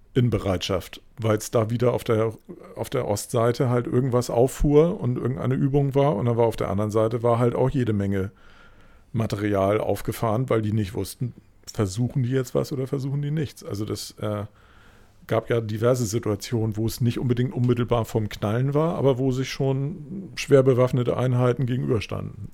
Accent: West Germany, Germany; ich halt da dann wirklich einfach als Wessi

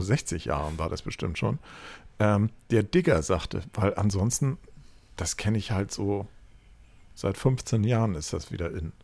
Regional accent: Hamburg, Germany; ich komme halt aus Hamburg

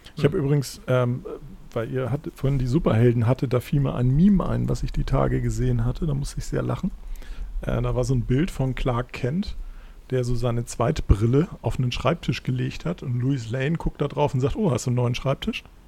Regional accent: Germany; als Deutscher

